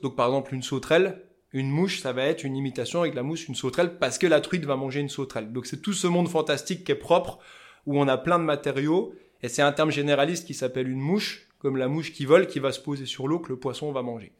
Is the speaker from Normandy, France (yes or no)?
no; Épinal, Grand Est, France; accent: vosgien; Donc moi je suis d'Épinal dans les Vosges à la base